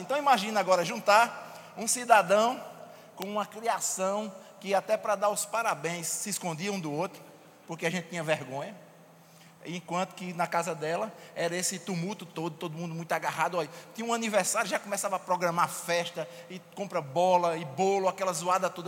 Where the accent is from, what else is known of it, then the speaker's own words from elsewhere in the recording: Paraíba, Brazil; eu venho lá de, da Paraíba, e lá no Nordeste, e na Paraíba principalmente, tem uns termos que a gente usa que às vezes não são comuns nos outros lugares.